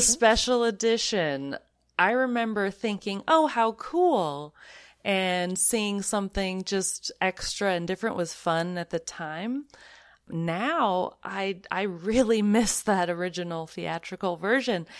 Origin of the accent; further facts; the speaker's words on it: the Northwest, Pacific Northwest, United States; moved away; I'm from the Northwest originally